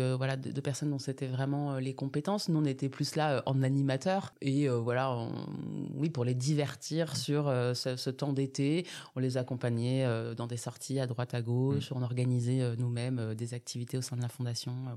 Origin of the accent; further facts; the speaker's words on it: Bondy, Île-de-France, France; also born or lived in Grenoble; je suis née à Bondy. J'ai grandi dans cette ville jusqu'à mes 20 ans.